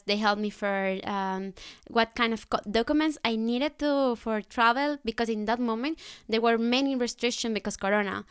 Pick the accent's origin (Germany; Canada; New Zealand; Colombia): Colombia; English is a second language; moved away as an adult; now in Netherlands; I'm from Colombia.